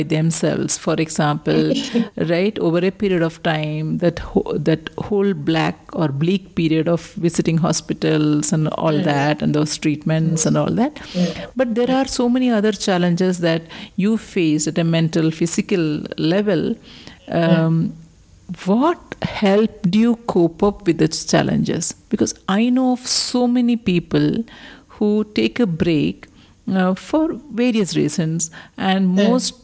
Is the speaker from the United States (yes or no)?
no; India; we as Indian women